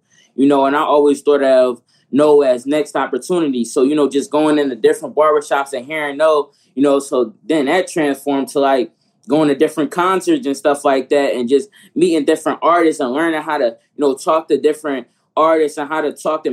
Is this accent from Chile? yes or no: no; Philadelphia, Pennsylvania, United States; I'm from Philadelphia